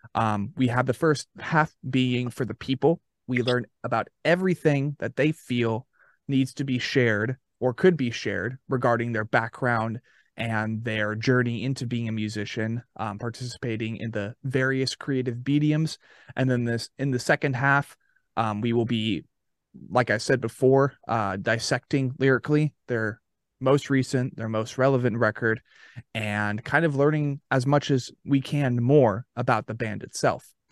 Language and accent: English; Arizona, United States; now in Murfreesboro, United States; Born and raised yeah. in Arizona